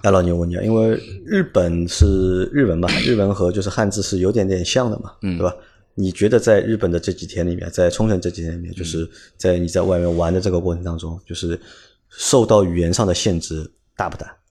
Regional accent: China; 我们会觉得是作为中国人

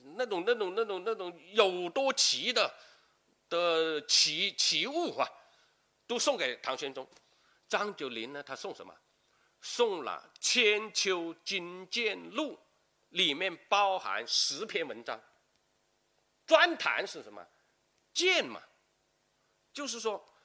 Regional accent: Guangdong, China; 我们广东人

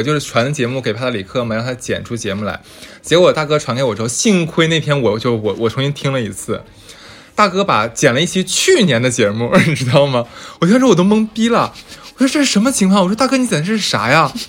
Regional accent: Harbin, Heilongjiang, China; 在我老家，对，你在我老家，我跟你讲啊。

